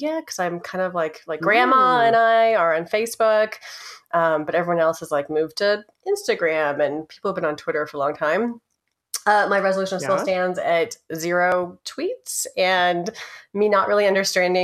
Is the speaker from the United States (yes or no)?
yes; Los Alamos, New Mexico, United States; we grew up in New Mexico as well.